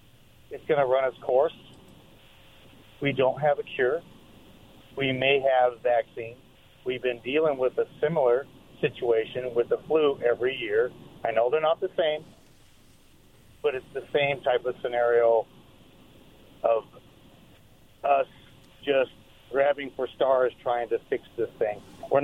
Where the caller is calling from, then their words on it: Richmond, United States; Hey, guys. … from Richmond.